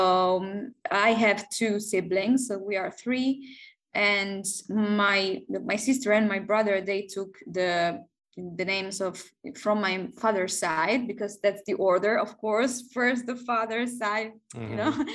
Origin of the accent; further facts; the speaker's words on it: Barletta, Apulia, Italy; English is a second language; moved away as an adult; also born or lived in Netherlands; now in Mexico; I'm from there and I grew up there. I lived there for 22 years, well, almost 23